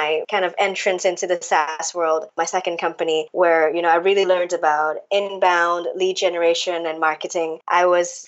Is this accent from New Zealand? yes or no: no; Hong Kong; moved away as an adult; now in Paris, France; I am originally from Hong Kong. Well, born and raised in Hong Kong